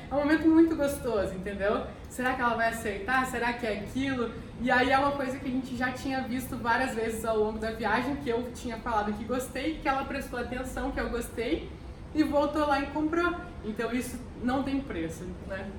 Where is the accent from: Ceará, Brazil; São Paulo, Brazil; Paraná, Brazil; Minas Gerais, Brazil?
Paraná, Brazil; Curitiba; Eu sou de Curitiba